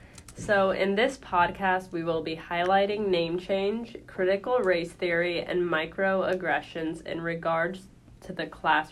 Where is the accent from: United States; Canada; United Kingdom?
United States; Illinois; I was born here in Illinois.